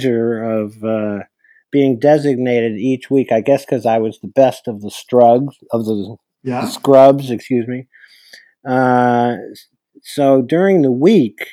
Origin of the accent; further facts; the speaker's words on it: Hamilton, New York, United States; now in Oregon, United States; I grew up in Hamilton, New York, which is in New York. It's a little town of about 2,000 people